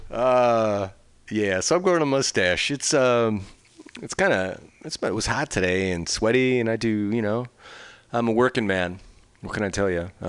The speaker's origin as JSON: {"language": "English", "town": "Chicago", "region": "Illinois", "country": "United States", "tie": "born or raised there", "said": "I grew up in Chicago and I was a Cubs fan for, still am so it was uh, it was fun to watch."}